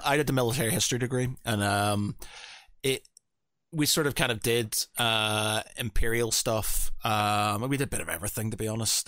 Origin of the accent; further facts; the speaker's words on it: Northern Ireland, United Kingdom; I come from Northern Ireland